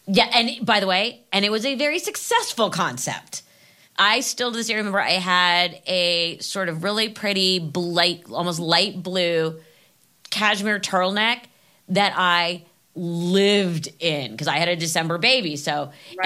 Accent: Los Angeles, California, United States; I grew up in LA.

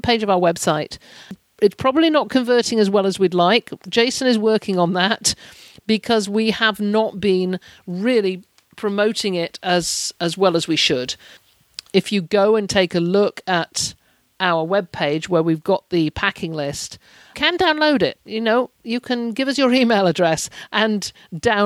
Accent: United Kingdom; as a Brit traveller

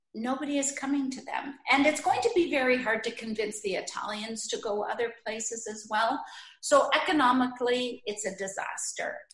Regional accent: Sault Ste. Marie, Ontario, Canada; moved away; my heart takes me back to Sault Ste. Marie, where I was born and ah, raised

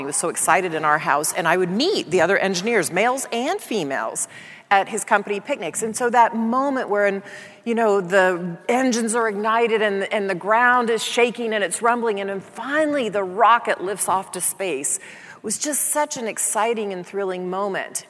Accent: Dallas, Texas, United States; I grew up in Dallas, Texas

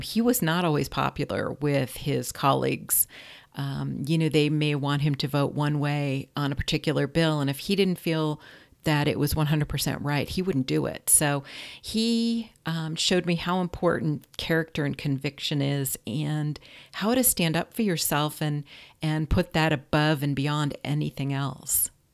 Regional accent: Ridgefield, Connecticut, United States; moved away as an adult; also born or lived in Vermont; now in Orange County, California, United States; I grew up in Richfield, Connecticut, which is a small, beautiful New England town.

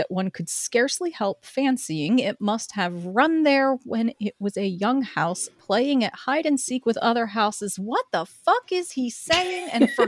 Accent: Midwest, United States; accent: Midwest; And I'm just whatever generic non-accent Midwest, I guess

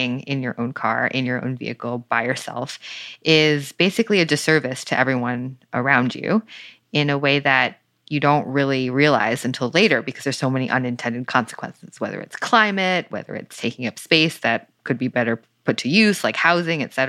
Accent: Bridgewater, New Jersey, United States; moved away; also born or lived in San Francisco; I grew up into a Taiwanese immigrant family in a small New Jersey suburb, Bridgewater

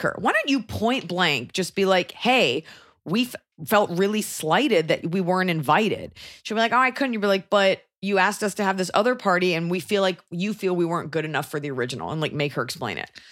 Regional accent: United States; proud to be an American?

